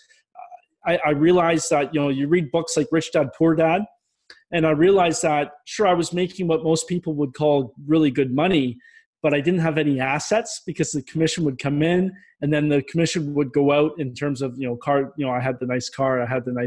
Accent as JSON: {"language": "English", "region": "Ontario", "country": "Canada", "also_born_or_lived": "Minnesota", "said": "I'm originally from Ontario in Canada. So I went back home"}